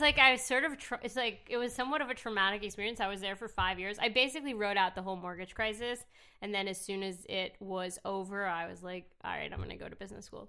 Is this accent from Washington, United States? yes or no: no; New York City, New York, United States; I actually grew up in New York City